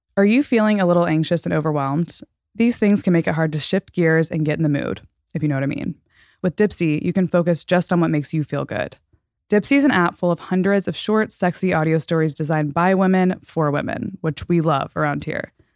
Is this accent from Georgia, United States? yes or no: no; Texas, United States; also born or lived in Florida; We're from Texas